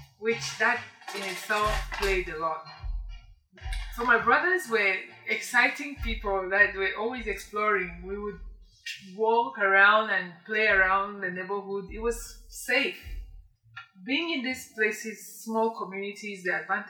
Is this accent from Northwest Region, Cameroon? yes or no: yes; Bamenda, Northwest Region, Cameroon; also born or lived in Bali / Boyo / Banso; I grew up in Bamenda. I was born in Bamenda